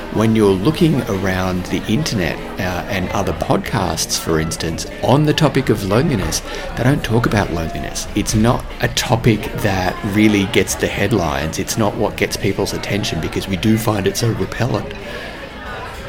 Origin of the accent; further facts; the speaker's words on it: Australia; I'm Australian